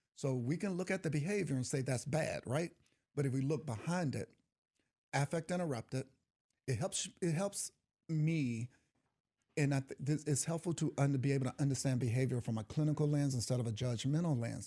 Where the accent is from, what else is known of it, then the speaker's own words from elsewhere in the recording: East St. Louis, Illinois, United States; I grew up in East Saint Louis